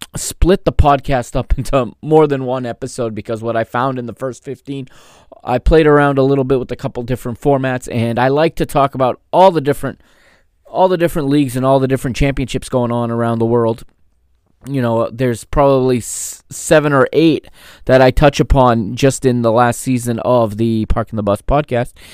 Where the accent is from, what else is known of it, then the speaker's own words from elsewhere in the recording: United States; I grew up here in the United States